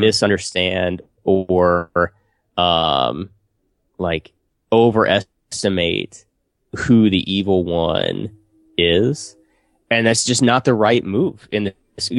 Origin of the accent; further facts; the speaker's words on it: United States; my hometown is, dude, small, small town, U S A.